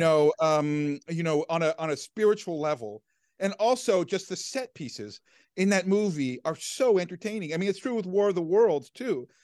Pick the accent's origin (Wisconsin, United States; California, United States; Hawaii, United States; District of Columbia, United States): District of Columbia, United States; Washington; I grew up in Washington, D C